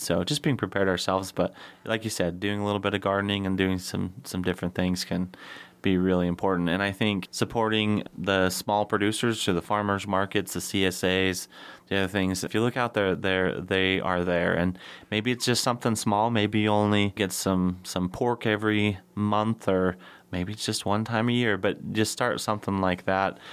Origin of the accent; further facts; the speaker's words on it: Soldotna, Alaska, United States; as a kid growing up in Soldotna